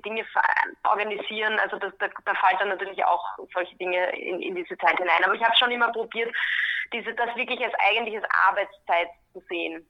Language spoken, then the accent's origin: German; Graz, Styria, Austria; moved away as an adult; also born or lived in California / London; now in Vienna, Austria; ich bin ursprünglich aus Graz